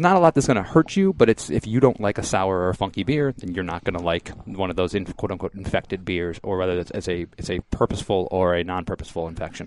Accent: Michigan, United States; now in Florida, United States; I'm from Michigan originally

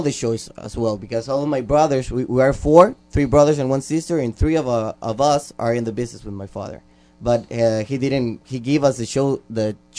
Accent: Nicaragua; also born or lived in Honduras; now in United States; I was born here, but I was raised in Nicaragua, and I grew up over there.

